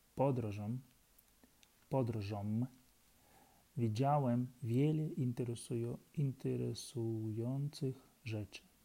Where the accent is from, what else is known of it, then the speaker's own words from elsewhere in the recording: Ukraine; Polish is a second language; moved away as an adult; now in Warsaw, Poland; mam 35 lat i jestem z Ukrainy. Przyjechałem do Polski 3,5 e, lat, roku temu